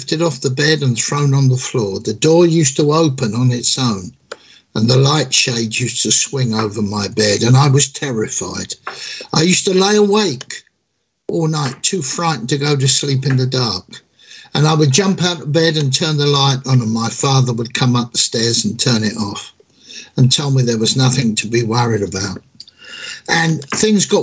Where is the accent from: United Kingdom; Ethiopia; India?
United Kingdom; London; also born or lived in Croydon; I was born and bred in London, England, and I pastor a church in Northwest Six